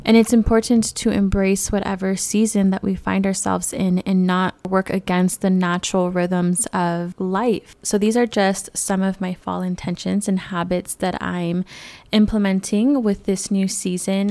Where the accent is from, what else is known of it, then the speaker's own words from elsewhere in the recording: California, United States; moved away; born and raised in California